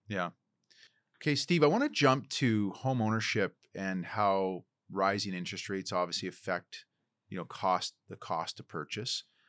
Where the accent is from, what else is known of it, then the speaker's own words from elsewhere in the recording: Port Alberni, British Columbia, Canada; now in Vancouver, Canada; my hometown of Port Alberni